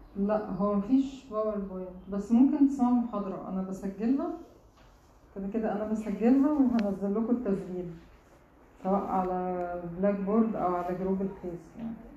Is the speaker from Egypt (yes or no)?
yes; Egypt; عندنا في مصر هنا